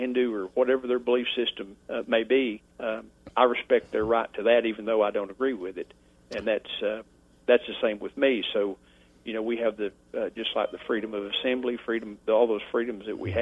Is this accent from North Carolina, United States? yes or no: yes; Franklin, North Carolina, United States; also born or lived in Boone, North Carolina; I'm from Franklin, from Macon County, and went to Franklin High School, graduated there